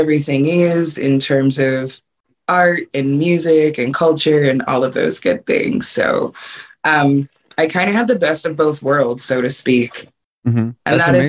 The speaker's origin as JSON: {"language": "English", "region": "New Jersey", "country": "United States", "tie": "born or raised there", "also_born_or_lived": "Philadelphia", "moved": "yes", "lives_now": "Los Angeles, United States", "said": "I was raised in like the Philly, South Jersey area, primarily like South Jersey most of my life"}